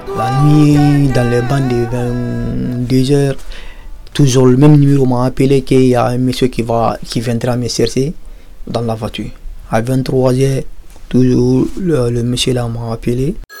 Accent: Guinea; now in France; je suis de la nationalité guinéenne, de, Guinée-Conakry

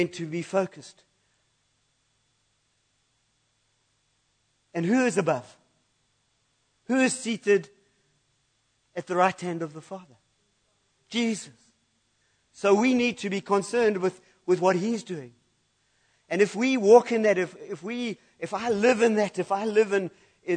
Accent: United Kingdom; I'm British

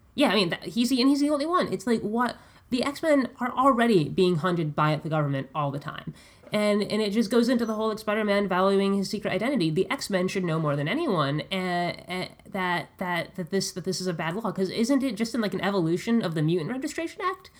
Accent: Connecticut, United States; I'm from Connecticut

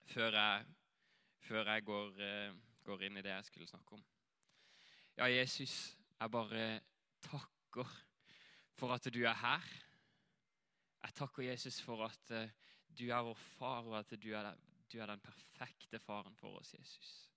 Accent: Greipstad, Agder, Norway; moved away as an adult; also born or lived in Hawaii / Asia / Flekkerøya; jeg kommer her herfra, fra Greipstad, og vokste opp her

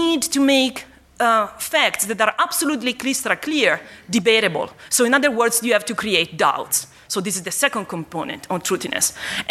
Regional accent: Bologna, Emilia-Romagna, Italy; moved away as an adult; now in Sydney, Australia; I'm actually from Bologna, and because when I moved to Australia around 3 years ago

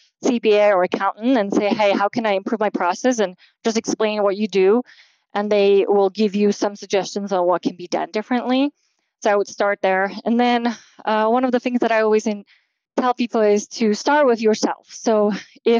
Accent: Slovakia; moved away; I'm from Slovakia originally

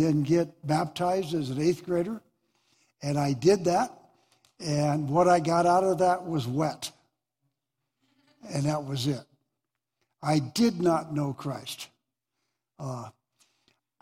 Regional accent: Deer Lodge, Montana, United States; born and raised in Deer Lodge

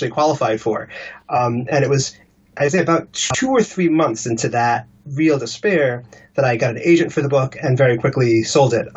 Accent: Washington, District of Columbia, United States; moved away as an adult; also born or lived in Los Angeles, United States; now in London, United Kingdom; I grew up in Washington, D.C.

